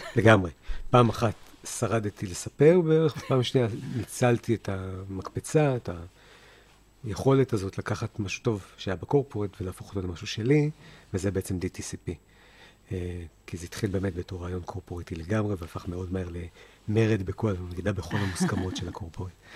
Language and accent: Hebrew; Haifa, Haifa District, Israel; also born or lived in New Jersey, United States; גדלתי בחיפה, שנתיים בארצות הברית, רילוקיישן